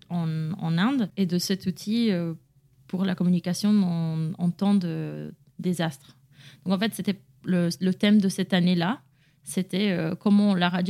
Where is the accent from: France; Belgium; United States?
United States; je suis américaine et en fait, on nous apprend depuis un très jeune âge qu'on peut tout réussir, on peut tout faire